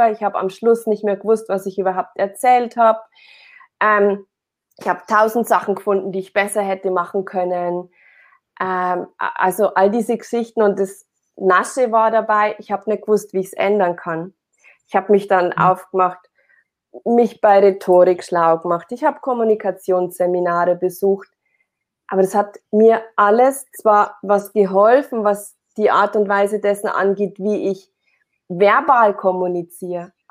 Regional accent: Amberg, Bavaria, Germany; ähm, ich komme aus Amberg. Das ist ein kleiner, kleiner Ort, eine Kleinstadt in der Oberpfalz in Bayern.

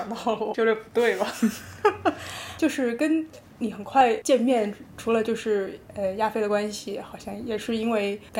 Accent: Xiamen, Fujian, China; also born or lived in Yiyang / Beijing; 然后我是在益阳桃花轮出生。大概待了几年之后，就一直在厦门，就完成了这个义务制教育加高中，其中期间又去了北京，所以特别跳跃。

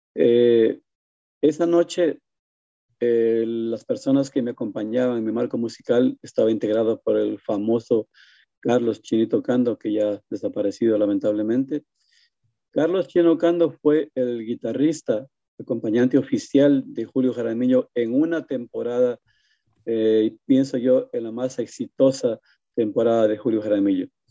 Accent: Loja, Ecuador; moved away as an adult; also born or lived in Quito, Ecuador; now in New Jersey, United States; en mi tierra, en mi loja natal

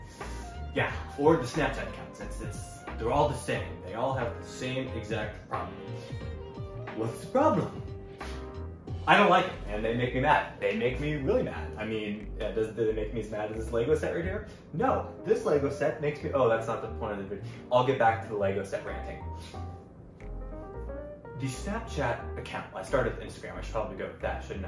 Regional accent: Florida, United States; I'm not from Canada, I'm from Florida

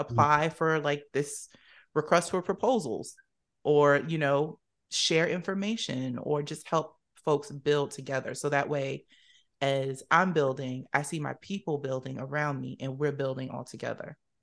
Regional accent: Camden, New Jersey, United States; now in Washington, D.C. area, United States; originally from Camden, New Jersey, shout out to my Jersey folks

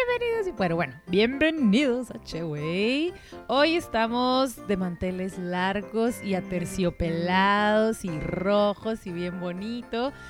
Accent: Mexico; de México

